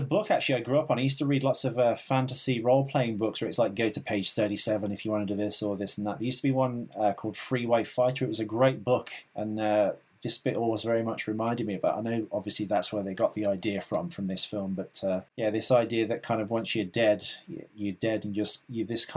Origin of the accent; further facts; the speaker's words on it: England, United Kingdom; I'm from England. I'm from England.